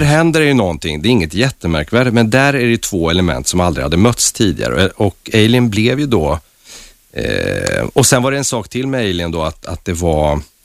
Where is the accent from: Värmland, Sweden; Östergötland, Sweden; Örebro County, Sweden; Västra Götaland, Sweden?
Värmland, Sweden; moved away; also born or lived in Stockholm; min uppväxt i Värmland